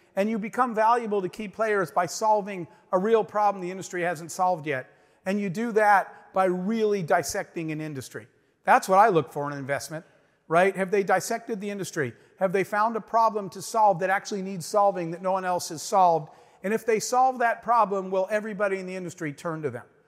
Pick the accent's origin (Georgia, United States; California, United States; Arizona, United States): Arizona, United States; I grew up in the Arizona desert, in the middle of nowhere, a single mom with four kids